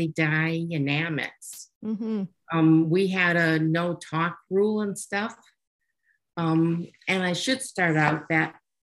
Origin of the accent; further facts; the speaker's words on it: Green Bay, Wisconsin, United States; I grew up in Green Bay, Wisconsin.